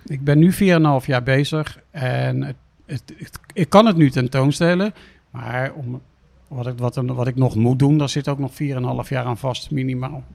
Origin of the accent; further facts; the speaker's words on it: The Hague, South Holland, Netherlands; ik kom hier uit Den Haag vandaan. Ik was een straatschoffie